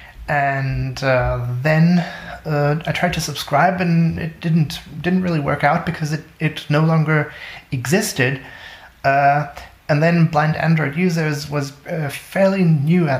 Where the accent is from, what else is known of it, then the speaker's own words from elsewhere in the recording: Germany; from Germany.